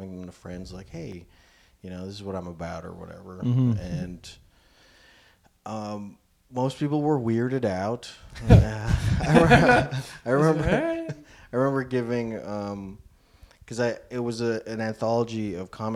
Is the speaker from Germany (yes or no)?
no; Philippines; also born or lived in Yellowknife, Canada / China; now in Edmonton, Canada; I grew up in the Philippines